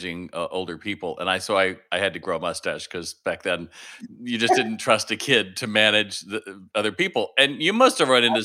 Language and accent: English; Toledo, Ohio, United States; You and I share the Buckeye State. I grew up in Toledo